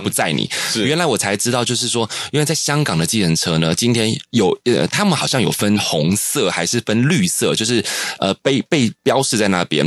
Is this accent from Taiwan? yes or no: yes; Taiwan; also born or lived in Hong Kong; 我们两个都是台湾人，那时候在香港的时候